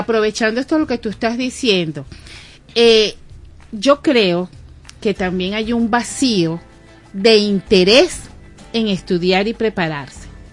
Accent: Venezuela; somos de Venezuela

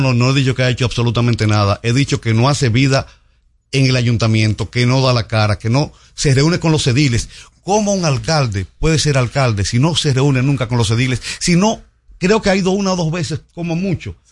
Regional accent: Santiago de los Caballeros, Santiago, Dominican Republic; yo soy de Santiago, Santiago siempre se ha caracterizado por la limpieza

